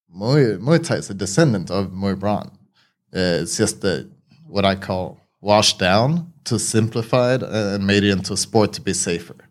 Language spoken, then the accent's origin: English; Sweden; I grew up in Sweden.